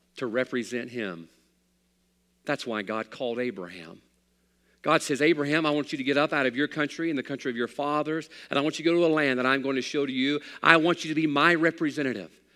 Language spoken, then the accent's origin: English; United States; I'm an American